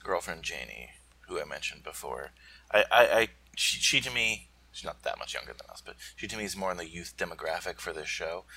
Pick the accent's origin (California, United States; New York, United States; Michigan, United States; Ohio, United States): New York, United States; New York metropolitan area, United States; growing up in the New York metropolitan area